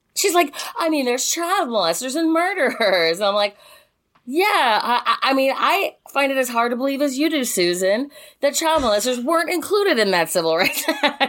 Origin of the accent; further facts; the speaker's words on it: United States; growing up in America